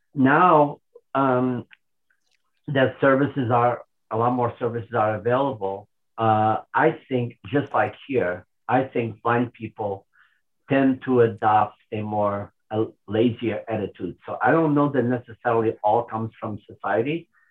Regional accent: Portugal; moved away as an adult; also born or lived in Lisbon; now in United States; I grew up in Portugal.

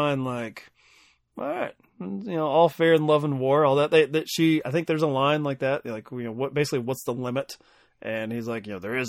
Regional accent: Kentucky, United States; accent: Kentucky; compared to my Kentucky accent.

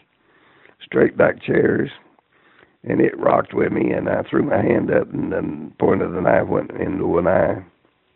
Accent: Spring City, Tennessee, United States; I'm from a little town up in East Tennessee, Spring City, Tennessee

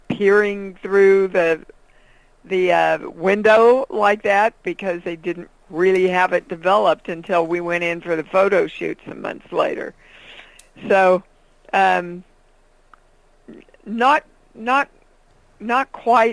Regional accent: Kansas, United States; moved away; I miss growing up there. I miss the Kansas I knew.

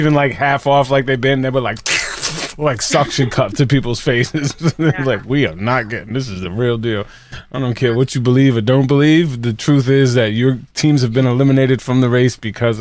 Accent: New York City, New York, United States; I'm from the Bronx

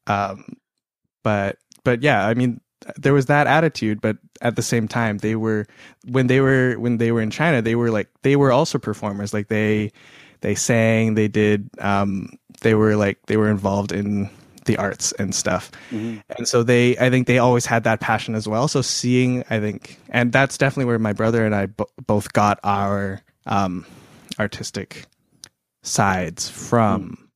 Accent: Toronto, Ontario, Canada; moved away as an adult; now in United States; I grew up in Toronto, and I lived, and my high school was incredibly diverse

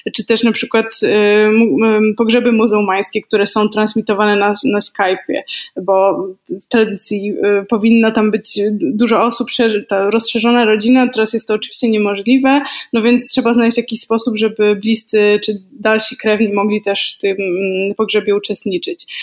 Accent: a small town near Warsaw, Masovian Voivodeship, Poland; Ja jestem z małego miasta e, spod Warszawy, 17 tysięcy mieszkańców

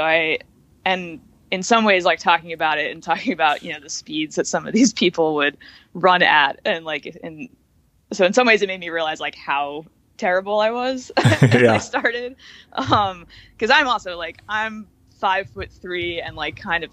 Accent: Suffolk County, Long Island, New York, United States; moved away as an adult; now in Brooklyn, United States; I grew up in Suffolk County on Long Island

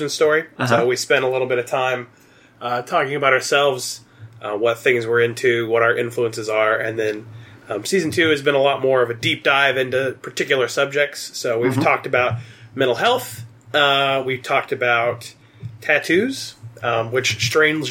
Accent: Southeast Kansas, United States; I am from Southeast Kansas.

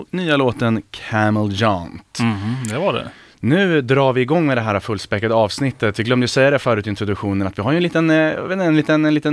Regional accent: Närke, Örebro County, Sweden; born or raised there

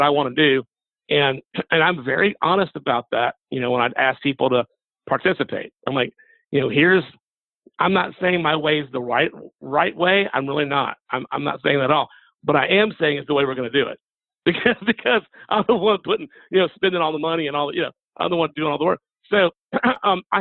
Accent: Macon, Georgia, United States; I also teach at two universities here in my hometown of Macon, Georgia.

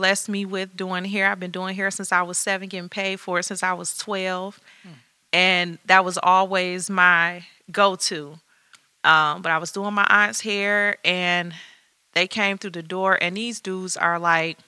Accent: Detroit, Michigan, United States; born and raised in Detroit

